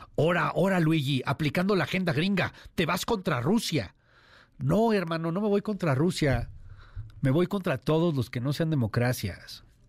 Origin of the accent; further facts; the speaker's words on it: Mexico; los mexicanos somos muy abiertos, somos pluriculturales, los mexicanos somos uno